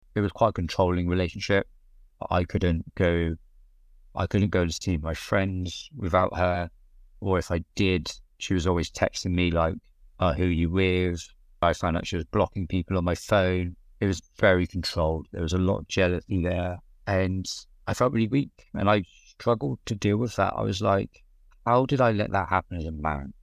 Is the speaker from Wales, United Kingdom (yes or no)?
no; South West England, United Kingdom; I grew up in Southwest England. Tiny little market town where everybody knows each other